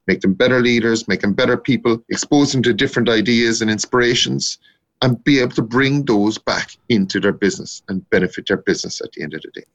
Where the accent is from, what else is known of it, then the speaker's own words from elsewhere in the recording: North Cork, Munster, Ireland; moved away as an adult; now in Dublin, Ireland; I'm a Corkman from North Cork